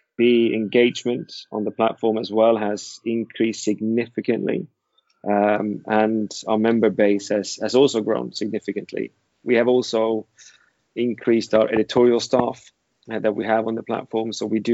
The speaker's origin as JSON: {"language": "English", "country": "Sweden", "moved": "as an adult", "lives_now": "London, United Kingdom", "said": "I am Swedish. However, I was born in London, but didn't live here for very long. I've been now in London for 15 years"}